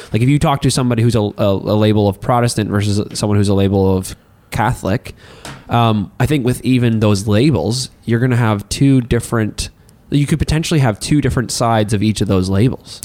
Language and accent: English; Hartland, New Brunswick, Canada; now in Miramichi, Canada; Since I am originally from Heartland, New Brunswick, uh, when I moved here to Mamercy